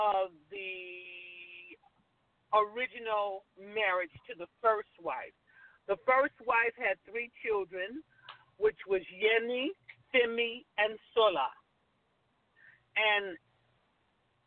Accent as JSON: {"language": "English", "town": "Los Angeles", "region": "California", "country": "United States", "tie": "born or raised there"}